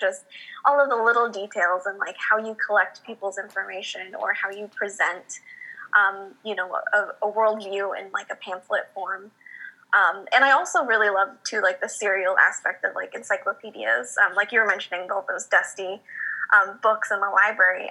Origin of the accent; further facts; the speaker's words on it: Bakersfield, California, United States; now in San Diego, United States; growing up in Bakersfield